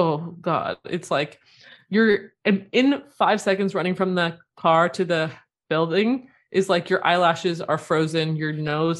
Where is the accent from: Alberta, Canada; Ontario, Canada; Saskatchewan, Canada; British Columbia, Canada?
Ontario, Canada; Toronto; moved away; also born or lived in Syracuse, New York; I grew up in Toronto area and then went to Syracuse